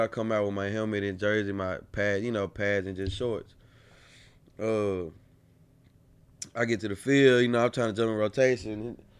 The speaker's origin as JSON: {"language": "English", "town": "College Station", "region": "Texas", "country": "United States", "tie": "born or raised there", "also_born_or_lived": "Bryan, Texas", "said": "I moved back to College, uh, College Station, my second half of my fourth grade year"}